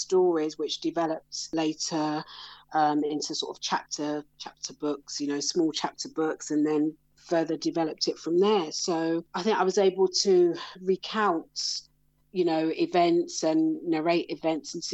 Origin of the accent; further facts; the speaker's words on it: London, United Kingdom; also born or lived in Brixton / Croydon; I grew up in South London, so I'm a London girl